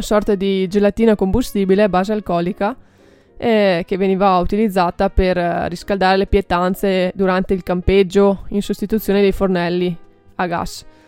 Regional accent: Bassano del Grappa, Veneto, Italy; io sono di Bassano del Grappa

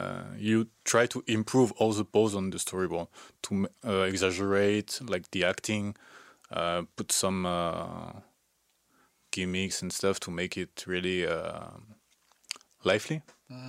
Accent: Aix-en-Provence, Provence-Alpes-Côte d'Azur, France; English is a second language; moved away as an adult; now in Canada; I did a test from my hometown, like Aix-en-Provence.

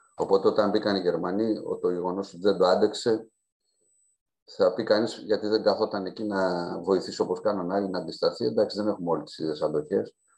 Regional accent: Roumeli, Central Greece, Greece

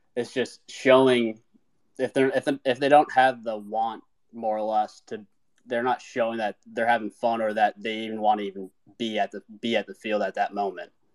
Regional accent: Minnesota, United States; moved away as an adult; now in South Carolina, United States; I grew up originally in Minnesota

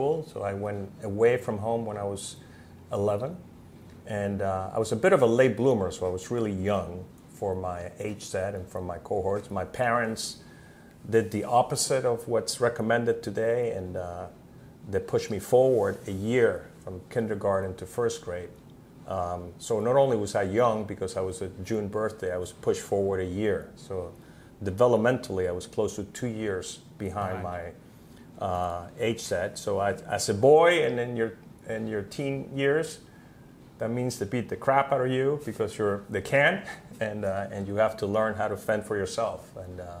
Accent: Cuba; I grew up in Cuba

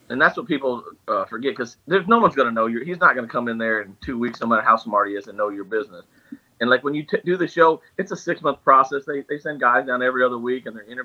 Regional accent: Missouri, United States; I'm some hillbilly from Missouri, China

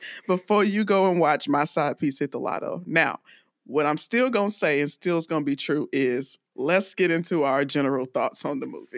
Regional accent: DeKalb County, Georgia, United States; also born or lived in Greenville, Alabama; I grew up in DeKalb County, Georgia

